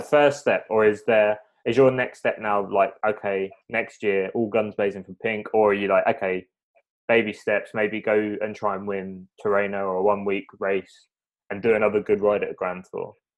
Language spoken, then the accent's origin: English; United Kingdom; being British